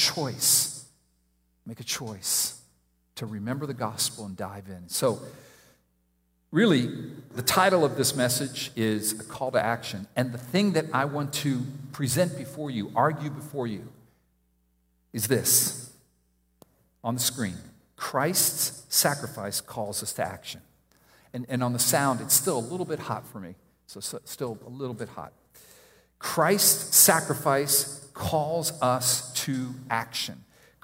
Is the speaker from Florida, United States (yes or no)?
yes; Miami, Florida, United States; I grew up in Miami